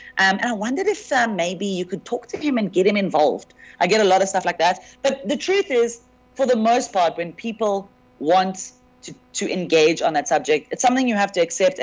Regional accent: South Africa; as a South African comedian

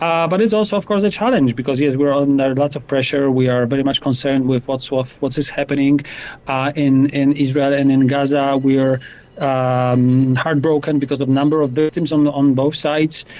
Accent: Poland; moved away as an adult; now in Cape Town, South Africa; I'm originally from Poland, where I run a Jewish museum for the last number of years, for 13 years. And I actually moved into Cape Town a couple of months ago

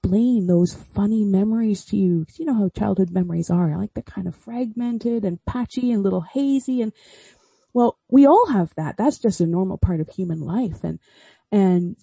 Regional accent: Canada; accent: Canadian; moved away as an adult; also born or lived in Oxford, United Kingdom; now in Swansea, United Kingdom; I grew up in Canada and spent the whole early part of my life there

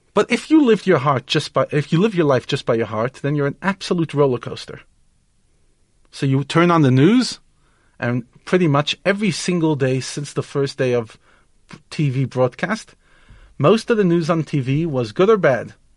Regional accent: United States; moved away; I grew up in America

